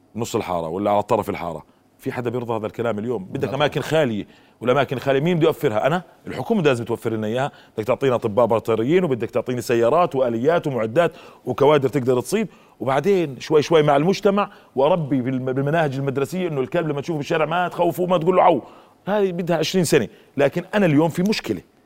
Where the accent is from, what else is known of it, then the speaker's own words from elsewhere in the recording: Jordan; عندنا في الاردن